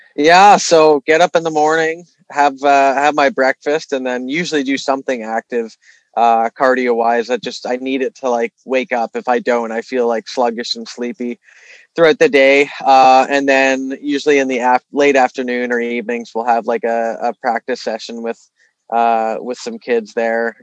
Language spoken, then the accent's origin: English; Toronto, Ontario, Canada; also born or lived in Vancouver; being from here, I knew the lay of the land pretty well.